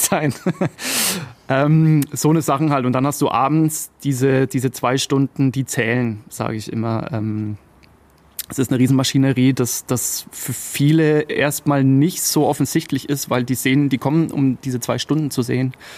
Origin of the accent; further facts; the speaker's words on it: Upper Franconia, Bavaria, Germany; ich habe hier meine Wurzeln